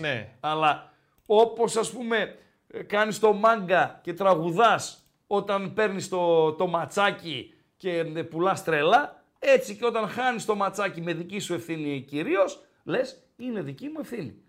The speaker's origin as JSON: {"language": "Greek", "area": "Komotini area", "region": "Eastern Macedonia and Thrace", "country": "Greece", "moved": "yes", "said": "από Κομωτινή, από τα μέρη μου"}